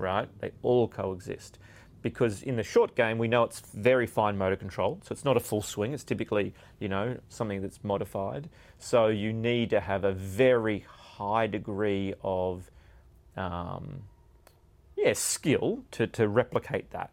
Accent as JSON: {"language": "English", "country": "Australia", "tie": "born or raised there", "said": "growing up in Australia"}